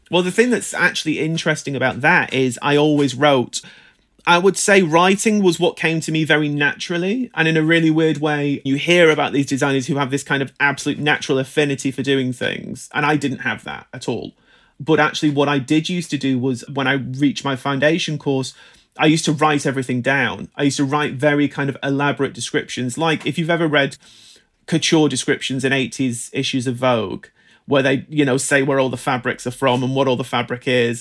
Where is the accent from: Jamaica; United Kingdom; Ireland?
United Kingdom; I grew up in Britain in the nineteen nineties